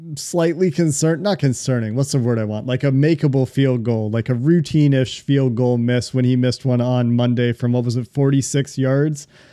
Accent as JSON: {"language": "English", "town": "Chicago", "region": "Illinois", "country": "United States", "tie": "born or raised there", "said": "I was born in Chicago"}